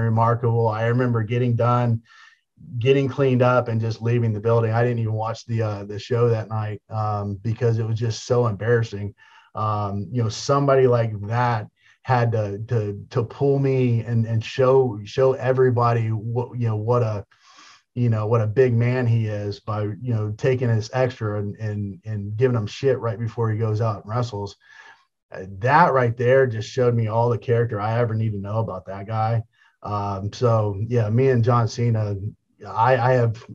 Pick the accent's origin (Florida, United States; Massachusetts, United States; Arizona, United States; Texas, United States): Florida, United States; Tampa; I got to, be in front of my hometown